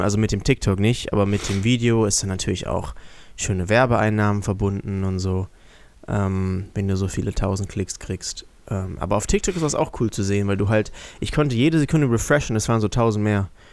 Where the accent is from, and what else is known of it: Germany